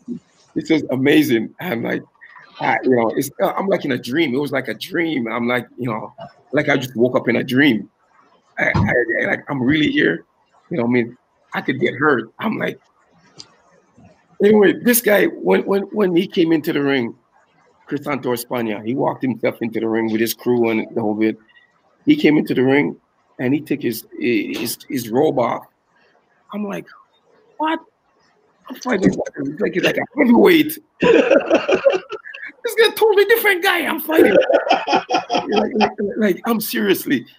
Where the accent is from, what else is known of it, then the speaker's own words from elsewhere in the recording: Toronto, Ontario, Canada; None of my guys came with me from Toronto. It was me alone as a Canadian going there to fight